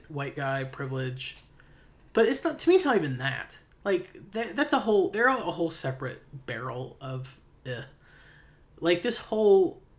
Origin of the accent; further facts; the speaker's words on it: Payton City, West Virginia, United States; my hometown... of Payton City, West Virginia, which is small